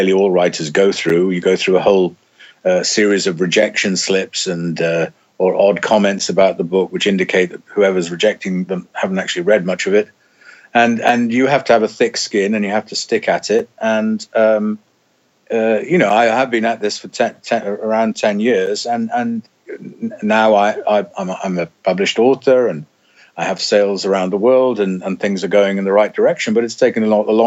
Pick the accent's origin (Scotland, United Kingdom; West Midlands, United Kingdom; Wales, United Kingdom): Wales, United Kingdom; I'm Welsh